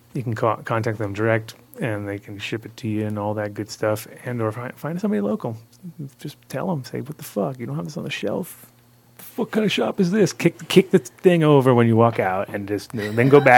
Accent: Rhode Island, United States; moved away; I grew up in Rhode Island when I was a kid

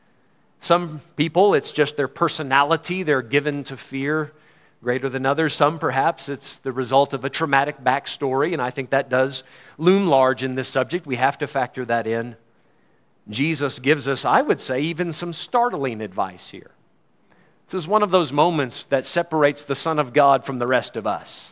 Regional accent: United States; As an American

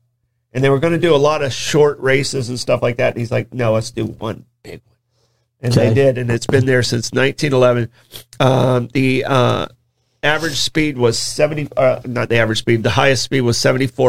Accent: Florida, United States; when I grew up in Florida

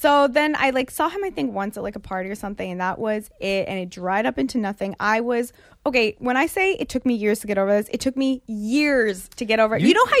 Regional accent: United States; also born or lived in Israel; My family's Israeli. I was born in Israel and was raised here, but my family's Israeli, so they're all over there.

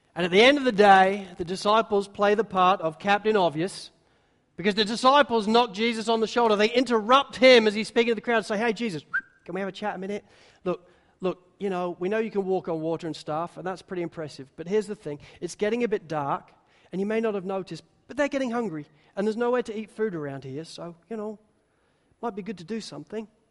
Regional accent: England, United Kingdom; I'm English

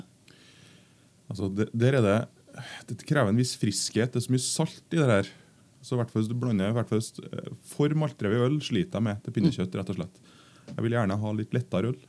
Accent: Trøndelag, Norway; Jeg kommer fra Trøndelag

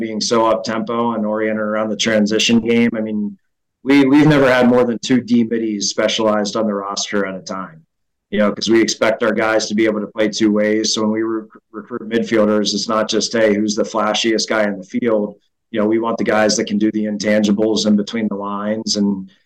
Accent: Midwest, United States; moved away as an adult; also born or lived in East Coast; growing up in the Midwest

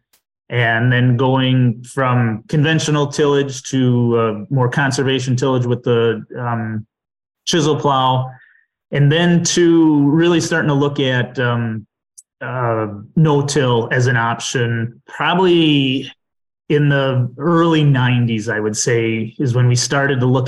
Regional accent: southwest Dodge County, Wisconsin, United States; also born or lived in Chicago / Beaver Dam, Wisconsin; I grew up on a farm in southwest Dodge County, Wisconsin.

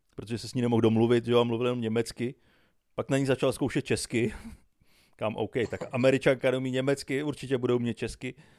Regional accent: Czechia; já jsem z Čech, já jsem strávil většinu života čekáním na vlaky, já jsem odchovaný českýma dráhama

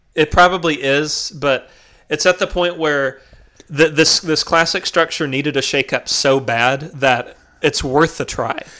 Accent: McMinnville, Tennessee, United States; now in North Carolina, United States; people I grew up with in McMinnville

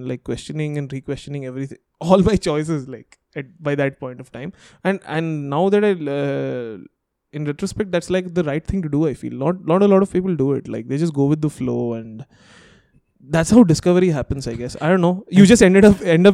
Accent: Hyderabad, Telangana, India; we grew up in Hyderabad

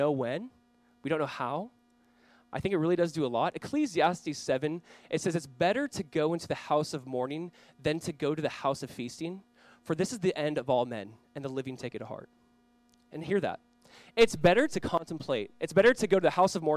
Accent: Southern California, United States; Growing up in Southern California

